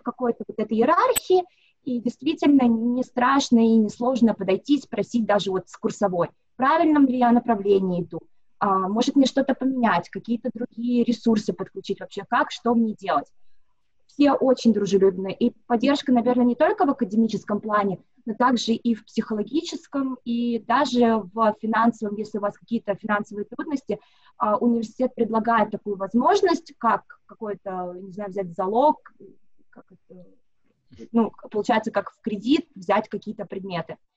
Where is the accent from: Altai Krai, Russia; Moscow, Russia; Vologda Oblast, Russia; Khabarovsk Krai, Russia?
Moscow, Russia; moved away as an adult; now in Sydney, Australia; я сама из Москвы, уже вот 7 лет проживаю в Сиднее